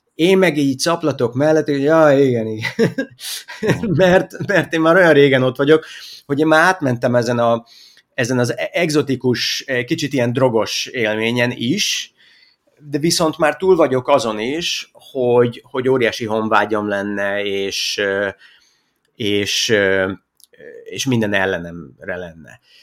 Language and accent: Hungarian; Hungary; moved away as an adult; also born or lived in Iraq; mi visszajöttünk családostól, amikor én eh, már kisiskolás korú voltam